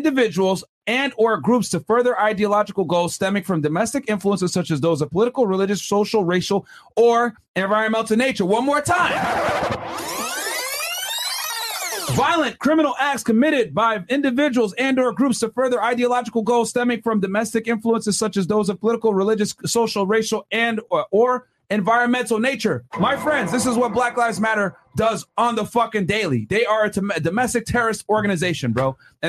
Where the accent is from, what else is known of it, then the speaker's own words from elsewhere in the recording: United States; my parents are literally from Sudan, Africa. Came from here in the 80s. I was born here in the United States. I am the definition of African-American.